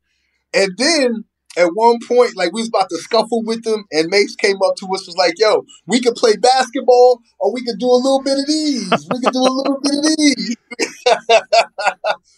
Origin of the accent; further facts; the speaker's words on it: Long Island, New York, United States; I'm from Long Island